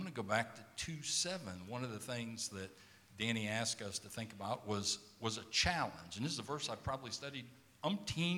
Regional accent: South Georgia, United States; now in San Antonio, United States; I grew up in South Georgia

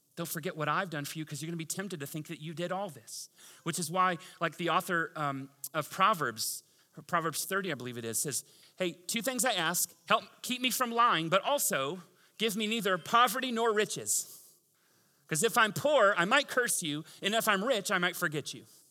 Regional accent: Tampa, Florida, United States; moved away; I'm from Tampa.

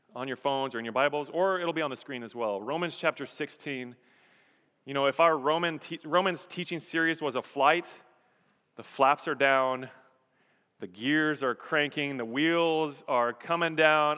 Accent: Colorado, United States; moved away as an adult; also born or lived in Texas / Nevada; I was born and raised in Colorado, grew up in Colorado, was there for several years through college

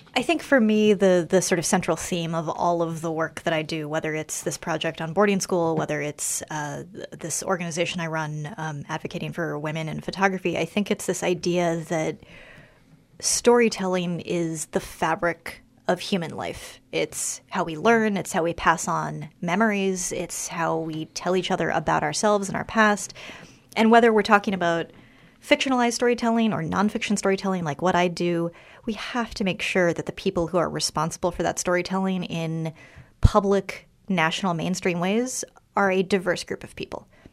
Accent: Washington, District of Columbia, United States; I grew up in Washington, D C

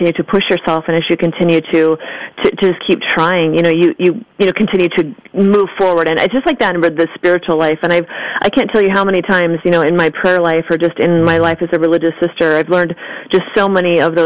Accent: just north of Portland, Oregon, Washington, United States; also born or lived in Texas; I was born in Texas, but I was raised in Washington State, just north of Portland, Oregon, and grew up Catholic

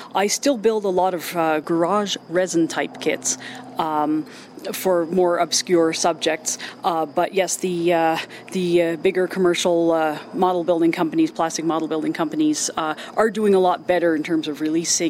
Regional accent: Kitchener, Ontario, Canada; I'm from Kitchener, Ontario, Canada.

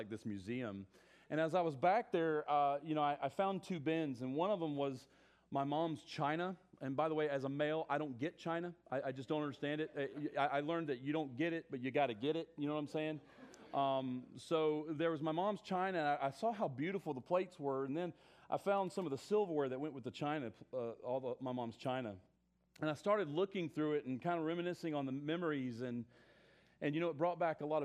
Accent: South Carolina, United States; accent: southern; moved away; I'm originally from South Carolina

